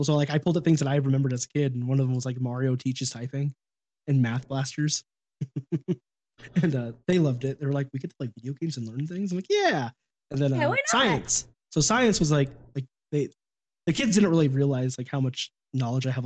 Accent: Sacramento, California, United States; I grew up in Sacramento

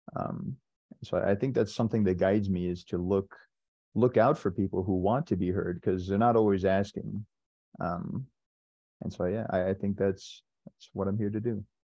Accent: San Diego, California, United States; I am from San Diego, California

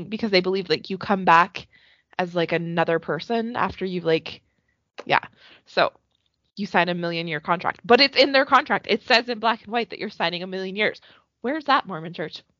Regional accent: Alberta, Canada; they filmed it here in my town and also in my hometown

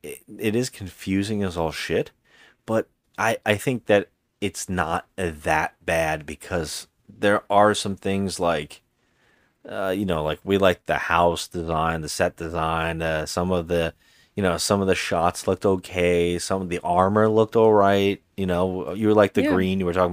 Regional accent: Ireland; And so, and as an Irish person, fuck this movie. You know, as an Irish person, fuck it.

